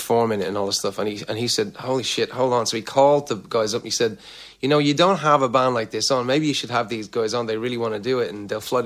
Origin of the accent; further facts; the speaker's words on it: Ireland; moved away as an adult; also born or lived in Orlando / Los Angeles; I'm Irish